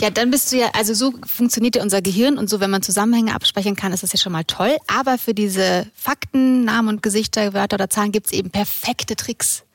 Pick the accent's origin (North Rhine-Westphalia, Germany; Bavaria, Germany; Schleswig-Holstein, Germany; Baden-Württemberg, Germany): Bavaria, Germany; Munich; aus München, bin 34